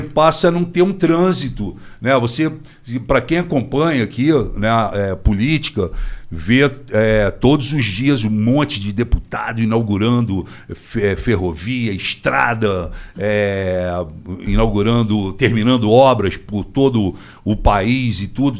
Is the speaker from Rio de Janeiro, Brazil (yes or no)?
yes; Rio de Janeiro, Brazil; Rocha, fui criado Rocha, Tijuca, Grajaú